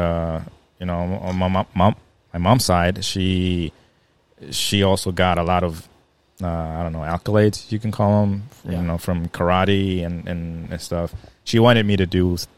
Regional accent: Maryland Heights, Missouri, United States; growing up here in St. Louis, I grew up in Maryland Heights

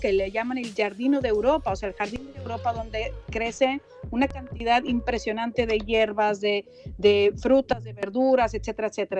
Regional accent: Mexico; soy mexicana

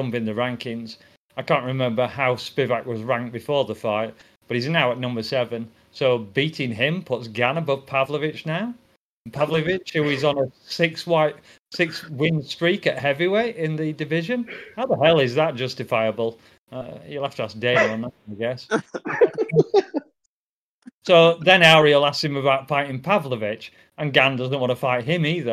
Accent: England, United Kingdom; I'm English

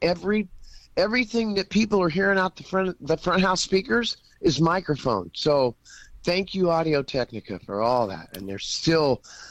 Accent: Georgetown, California, United States; also born or lived in Texarkana / Broken Bow, Oklahoma / Idabel, Oklahoma; I'm just this boy from Texarkana. I grew up in Northern California, in Georgetown, California, and then moved to Broken Bow for a year, 5 years in Idabel, graduated major in FFA, come back to Georgetown

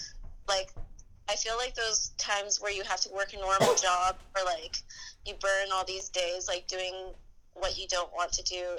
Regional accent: New Jersey, United States; now in Brooklyn, United States; In New Jersey, the Garden State. Mm-hmm. It's just like a really suburban, safe town.

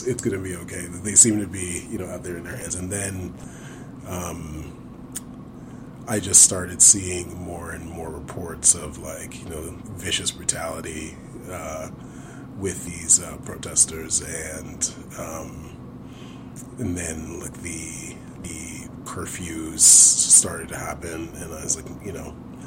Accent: Brooklyn, New York, United States; I am from Brooklyn, New York

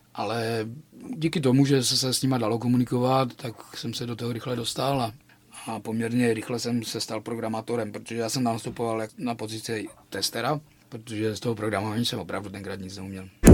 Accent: Frýdek-Místek, Moravian-Silesian Region, Czechia; now in Ostrava, Czechia; já jsem vyrůstal ve Fritku Místku

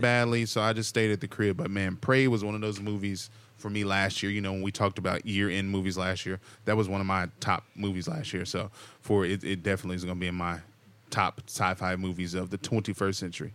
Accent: Texas, United States; now in Southern California, United States; I'm also a Texan, though. I grew up in the tornado, in tor-, in the tornado alley

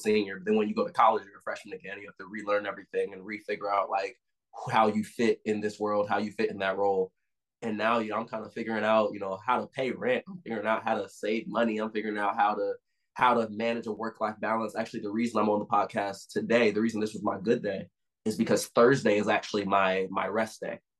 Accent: Nashville, Tennessee, United States; now in Cincinnati, United States; I'm from Nashville, Tennessee, Cashville, Tennessee, if you will

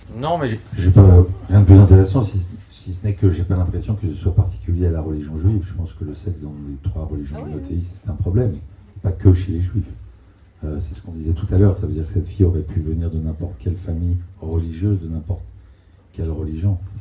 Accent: France; first language French; also born or lived in Israel; j'ai grandi en France, j'ai quitté Israël, j'avais quelques mois à peine. Euh, je ne parle pas l'hébreu, ma langue c'est le français

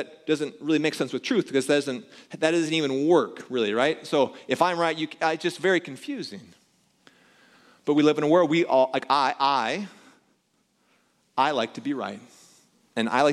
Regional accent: Pella, Iowa, United States; when I was growing up in Pella

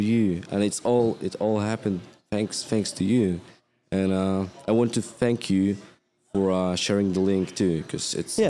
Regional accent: Ukraine; They do it for me because I'm from Ukraine. It's my country.

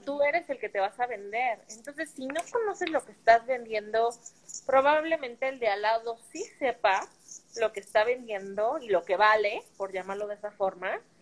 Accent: Mexico City, Mexico; Como buena capitalina

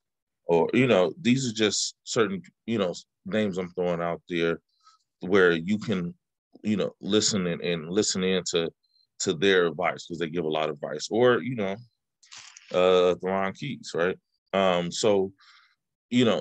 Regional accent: Oakland, California, United States; I'm from the Bay Area, I'm from Oakland, and, you know, I'm a kid from the 80s and the 90s

